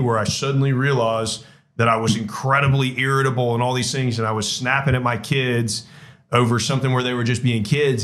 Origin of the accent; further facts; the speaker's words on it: Georgia, United States; now in Florida, United States; I grew up in Georgia